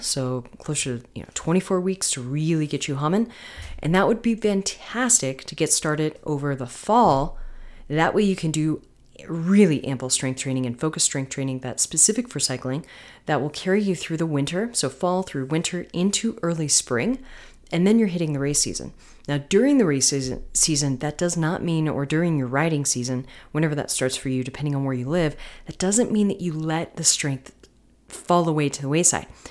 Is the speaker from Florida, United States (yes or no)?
yes; Florida, United States; moved away; also born or lived in North Carolina; Florida, where there are no mountains, which is my home state.